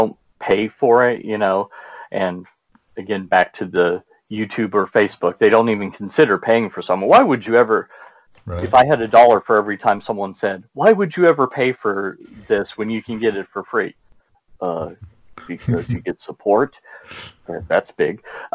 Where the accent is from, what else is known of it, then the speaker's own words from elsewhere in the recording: Louisville, Kentucky, United States; The largest city in Kentucky is Louisville, which is where I'm from. That's why I pronounce it that way